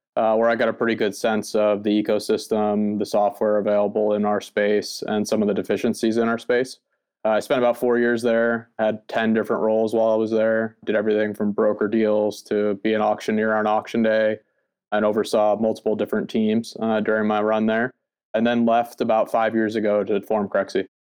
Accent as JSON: {"language": "English", "region": "East Coast", "country": "United States", "tie": "born or raised there", "said": "I was born on the East Coast, the United States"}